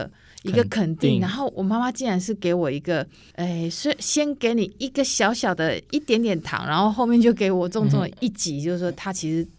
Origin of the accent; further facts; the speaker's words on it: Taiwan; first language Taiwanese Hokkien; 那再过来是我拾起我自己的母语台语，好，